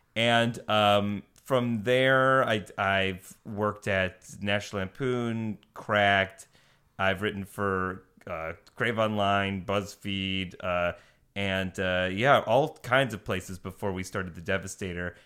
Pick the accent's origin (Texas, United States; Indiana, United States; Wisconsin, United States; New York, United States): New York, United States; Buffalo; moved away as an adult; also born or lived in Boston; now in Los Angeles, United States; I'm from Buffalo, New York, originally